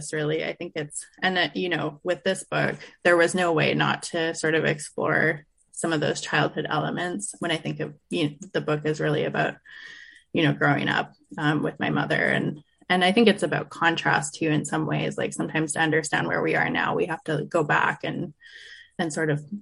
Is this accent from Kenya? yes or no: no; Revelstoke, British Columbia, Canada; I grew up in Revelstoke, British Columbia